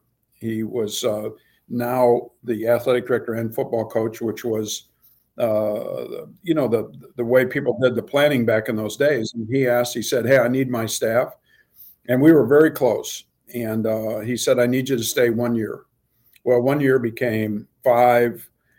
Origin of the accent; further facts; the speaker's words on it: Colorado, United States; And I grew up in Colorado